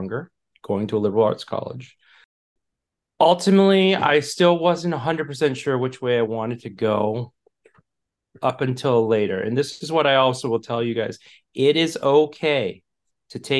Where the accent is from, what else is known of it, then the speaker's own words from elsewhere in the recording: Michigan, United States; moved away; I'm from Michigan, originally is what I call home. We've moved and lived all over